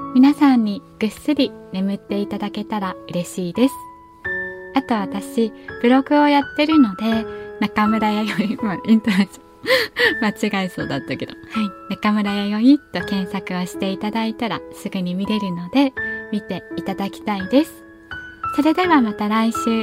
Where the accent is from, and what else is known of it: Kyushu, Japan; moved away as an adult; also born or lived in Kanto